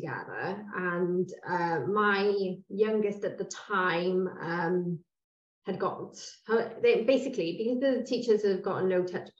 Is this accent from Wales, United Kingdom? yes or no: yes; Cwmbran, Wales, United Kingdom; we're both from Cwmbran